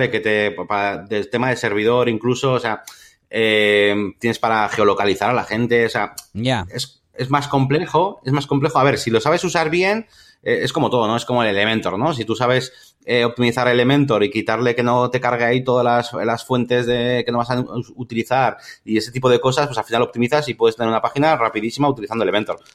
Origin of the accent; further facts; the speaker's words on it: Spain; now in London, United Kingdom; Yo quiero ver la web en castellano aunque esté en Londres, porque yo, yo soy español, digamos, ¿no?